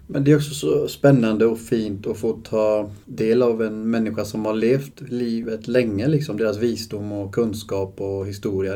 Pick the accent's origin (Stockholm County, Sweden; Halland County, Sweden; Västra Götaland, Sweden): Västra Götaland, Sweden; Uddevalla; Jag är från Uddevalla.